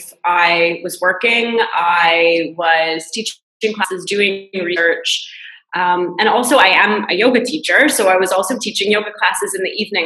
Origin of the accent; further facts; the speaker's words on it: Canada; moved away as an adult; now in France; I'm Canadian, but I moved to France to work at a business school here